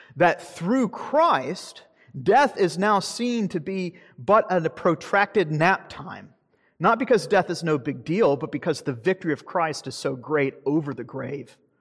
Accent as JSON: {"language": "English", "region": "Deep South", "country": "United States", "said": "I'm from the Deep South"}